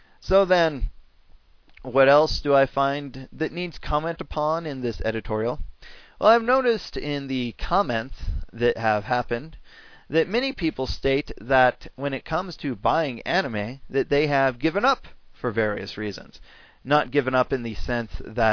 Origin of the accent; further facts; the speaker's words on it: United States; as an American fan of anime